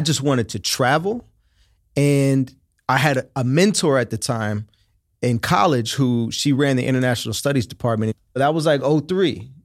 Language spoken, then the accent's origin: English; Oakland, California, United States; moved away as an adult; also born or lived in China / Miami; I'm from here, I'm from Oakland.